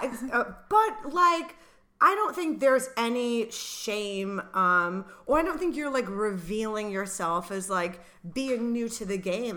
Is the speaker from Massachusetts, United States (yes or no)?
no; Rhode Island, United States; moved away; Same for me in Rhode Island